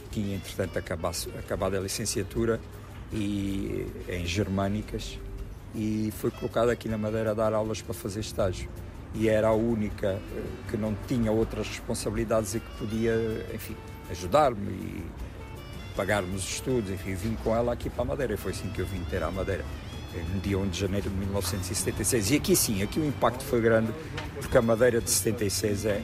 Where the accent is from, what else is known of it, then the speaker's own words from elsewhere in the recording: Angola; moved away as an adult; now in Portugal; eu sou angolano, nasci aqui, quero, quero estar no meu país, quero viver aqui este período